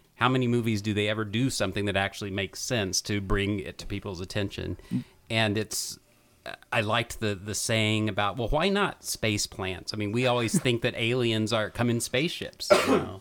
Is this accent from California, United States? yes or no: no; Enid, Oklahoma, United States; growing up in Enid, Oklahoma